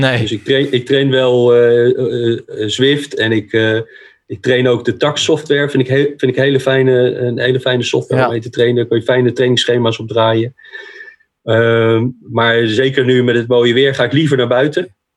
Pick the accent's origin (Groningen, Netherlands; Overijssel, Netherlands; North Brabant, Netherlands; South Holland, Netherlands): South Holland, Netherlands; The Hague; Ik ben een Hagenees